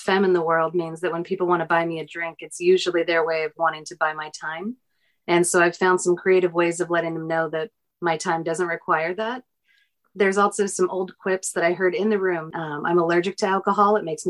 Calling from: Portland, Oregon, United States; I'm calling in from Portland, Oregon.

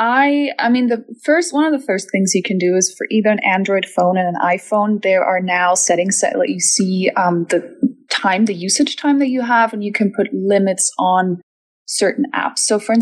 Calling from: Germany; I'm calling from Germany

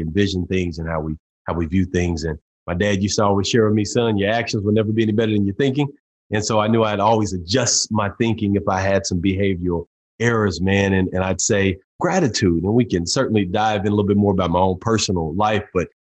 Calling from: Tulsa, Oklahoma, United States; Tulsa, Oklahoma, at the home office in Tulsa, man. I've got an office in Dallas and one in Tulsa, Oklahoma.

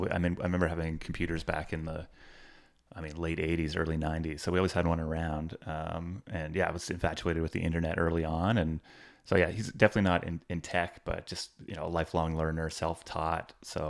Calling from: British Columbia, Canada; I'm in a small town just outside of Vancouver in Canada.

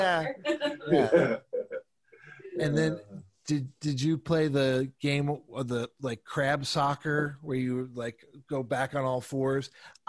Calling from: Portland, Oregon, United States; I'm calling from Portland, Oregon, where I'm the only one apparently who's not under a foot of snow.

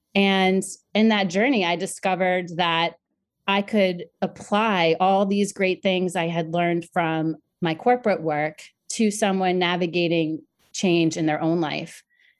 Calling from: Long Island, New York, United States; I am joining you from the beautiful area of Long Island, New York.

